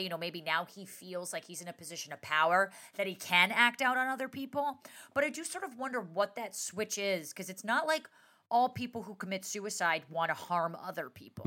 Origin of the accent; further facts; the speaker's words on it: Englewood, New Jersey, United States; I was born in Englewood Cliffs, Englewood, New